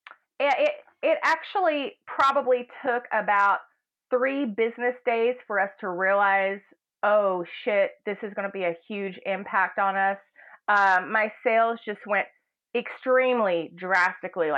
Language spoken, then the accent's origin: English; Campbellsville, Kentucky, United States; now in Los Angeles, United States; I am from Campbellsville, Kentucky. It's a small working town in central Kentucky, bluegrass state.